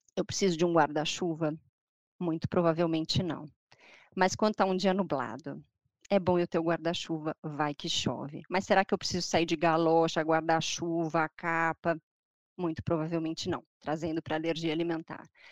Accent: Brazil; Eu sou brasileira

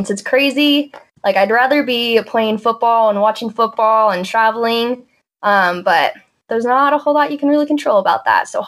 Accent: Reno, Nevada, United States; So I'm from Reno, born and raised.

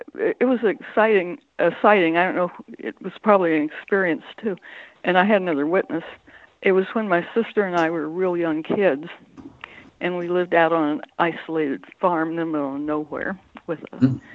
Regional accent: Central Ohio, United States; In Ohio, Central Ohio.

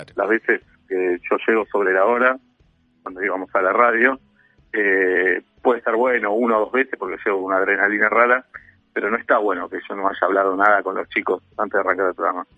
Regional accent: Buenos Aires, Argentina; amo Buenos Aires y me gusta ser porteño

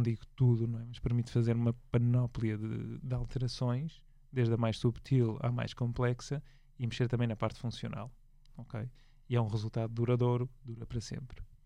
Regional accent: Porto, Norte, Portugal; moved away; eu sou do Porto, vivo lá menos frequentemente agora

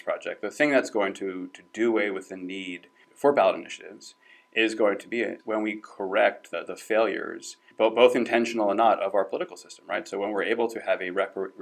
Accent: New Jersey, United States; I'm from New Jersey.

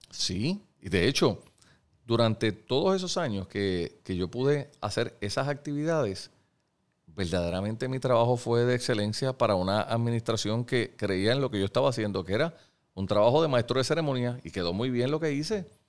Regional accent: Puerto Rico; lo que somos los puertorriqueños, los hombres y mujeres que vivimos aquí

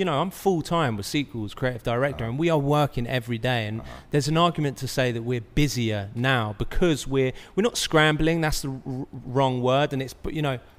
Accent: Brighton, South East England, United Kingdom; moved away as an adult; now in Los Angeles, United States; I'm from Brighton

